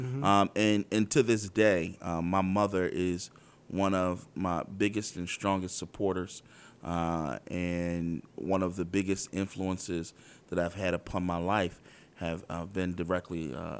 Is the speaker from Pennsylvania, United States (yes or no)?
yes; Philadelphia, Pennsylvania, United States; I grew up in South Philadelphia. I actually grew up on the same block my entire life.